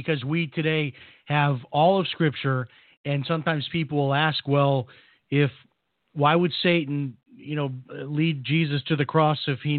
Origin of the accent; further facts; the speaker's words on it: Chicago, Illinois, United States; My grandfather, who was a great spiritual influence on me when I was growing up in Chicago